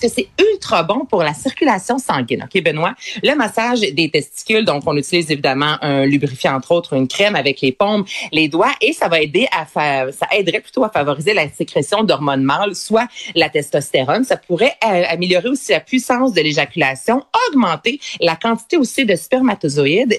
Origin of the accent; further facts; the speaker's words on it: Quebec, Canada; accent: Québécois; beaucoup d'histoires québécoises, je te dirais, là, avec vraiment notre accent